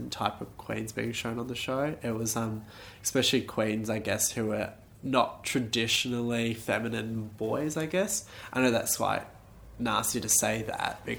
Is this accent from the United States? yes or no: no; Perth, Western Australia, Australia; growing up in Perth